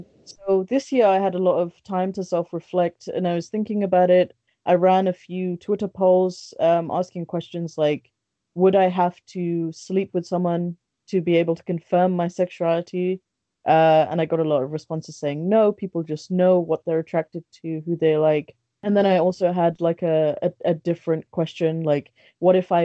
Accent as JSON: {"language": "English", "region": "London", "country": "United Kingdom", "tie": "born or raised there", "also_born_or_lived": "Bangladesh", "said": "I was born in Bangladesh. I was raised here. I've lived in London for most of my life"}